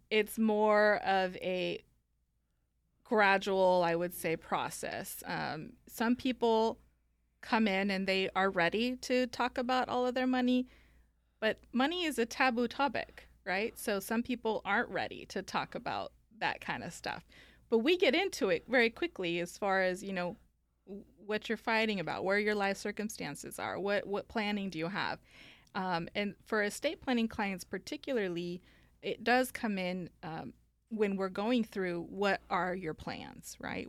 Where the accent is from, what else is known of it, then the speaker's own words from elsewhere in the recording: Northern California, United States; also born or lived in Guanajuato, Mexico; went to California, uh, up in Northern California, and grew up there